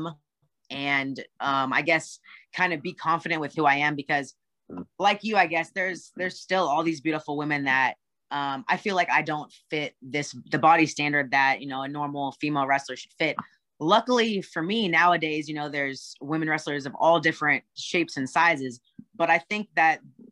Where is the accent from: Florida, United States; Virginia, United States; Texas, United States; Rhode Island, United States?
Texas, United States; Austin; now in Atlanta, United States; I'm from Austin, Texas, but I live with my husband in Atlanta right now